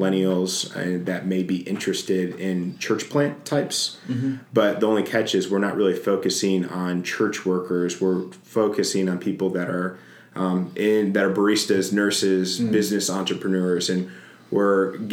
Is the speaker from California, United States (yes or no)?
no; Chicago, Illinois, United States; also born or lived in Fort Myers, Florida; now in Nashville, United States; I am originally from Chicago, Chateau. Illinois.